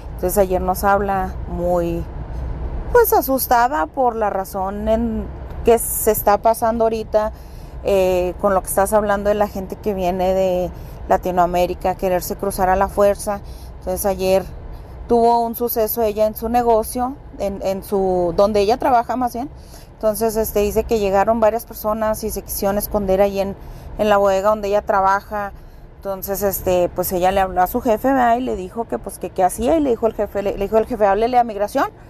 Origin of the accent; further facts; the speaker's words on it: Ciudad Juárez, Chihuahua, Mexico; moved away; also born or lived in El Paso, Texas; Yo soy originaria de Ciudad Juárez, viví muchos años en El Paso